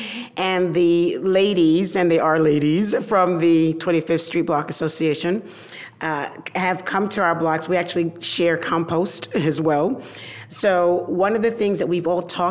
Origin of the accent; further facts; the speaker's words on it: Panama; now in Brooklyn, United States; I come from Panama. I come from the jungle, literally